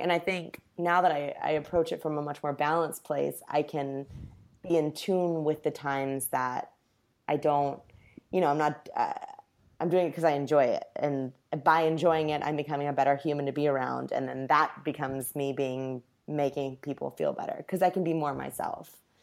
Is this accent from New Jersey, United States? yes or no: no; Indianapolis, Indiana, United States; now in Los Angeles, United States; Indianapolis, my hometown